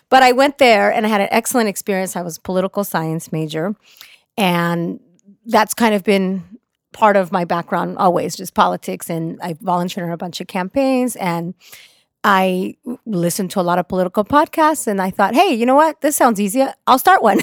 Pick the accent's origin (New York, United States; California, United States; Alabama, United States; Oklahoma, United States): California, United States; Orange County; also born or lived in Mexico; I'm a Mexican immigrant that came to the country when I was four years old. I grew up in Orange County, which is very conservative